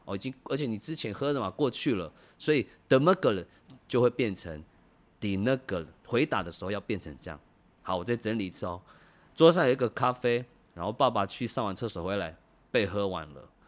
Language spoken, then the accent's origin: Chinese; Taiwan; 我是跑完组的